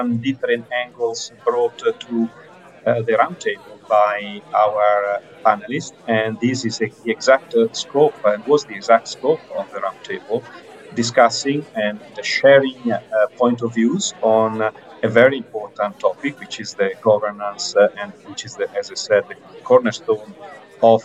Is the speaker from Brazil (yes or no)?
no; Italy; accent: Italian; as you can tell from my accent, I'm not only the European group, but I'm also Italian.